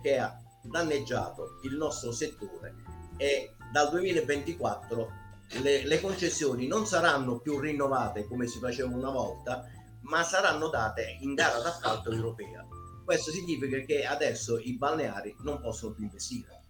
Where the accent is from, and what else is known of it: Ionian coast of Basilicata, Italy